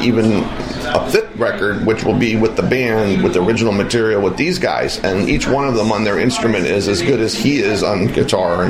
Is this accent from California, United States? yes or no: no; Hawaii, United States; now in Las Vegas, United States; Grew up in Hawaii.